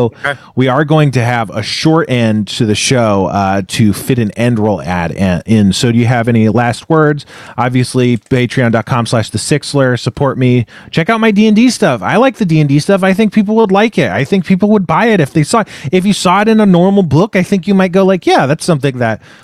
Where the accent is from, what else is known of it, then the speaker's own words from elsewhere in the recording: United States; we are Americans